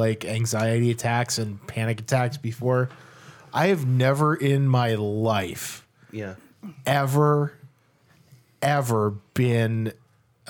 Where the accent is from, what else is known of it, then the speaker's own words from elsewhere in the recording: Ireland; I'm Irish